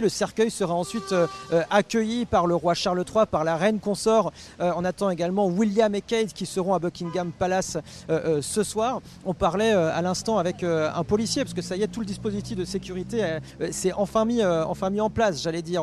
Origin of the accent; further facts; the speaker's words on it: France; en tant que Français